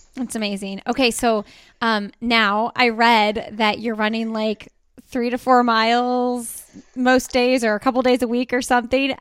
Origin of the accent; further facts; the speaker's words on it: Indianapolis, Indiana, United States; we are from Indianapolis and it's flat as a pancake here